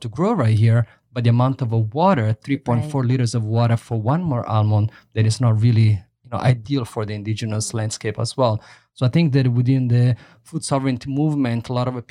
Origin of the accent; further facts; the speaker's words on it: Italy; moved away as an adult; also born or lived in Somalia; now in Toronto, Canada; I grew up in Italy, eating delicious Italian Mediterranean food